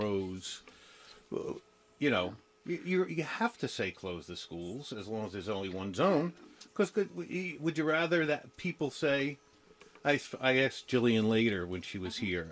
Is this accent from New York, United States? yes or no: yes; New York, United States; now in Maryland, United States; I'm from New York originally